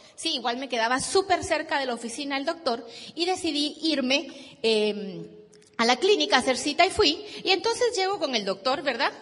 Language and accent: Spanish; Guatemala; Vengo de Guatemala